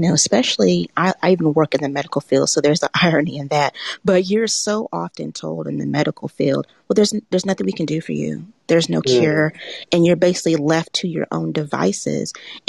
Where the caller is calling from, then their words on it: Macon, Georgia, United States; I'm calling in from Macon, Georgia, about an hour south of Atlanta.